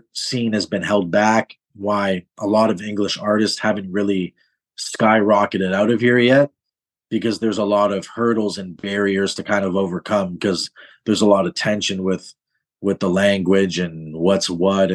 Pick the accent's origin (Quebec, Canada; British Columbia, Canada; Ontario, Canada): Ontario, Canada; Toronto; now in Montreal, Canada; I'm born and raised in Toronto